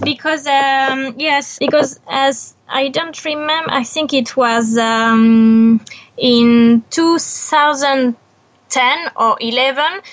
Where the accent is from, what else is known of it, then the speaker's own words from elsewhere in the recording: France; English is a second language; moved away as an adult; also born or lived in Buenos Aires; I was born in France